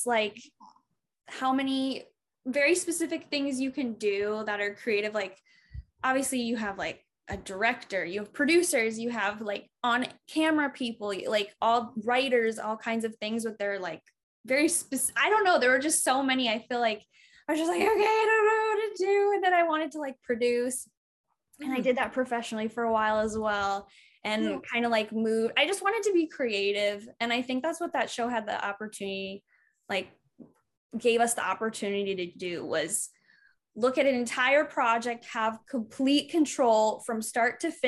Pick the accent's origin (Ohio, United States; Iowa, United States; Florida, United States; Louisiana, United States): Iowa, United States; moved away; I grew up in Iowa, which I love going back there